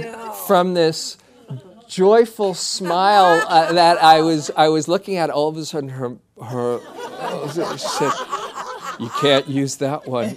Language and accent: English; New York City, New York, United States; moved away; I was from Queens